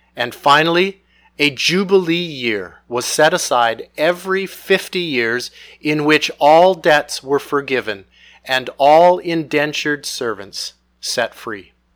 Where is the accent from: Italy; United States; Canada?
Canada; Most of us have been born and raised in Canada